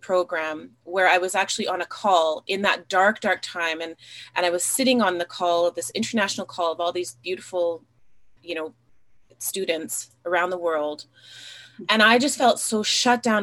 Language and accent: English; Alberta, Canada; I grew up here in Alberta, Canada. I grew up in a small town in a mixed race family.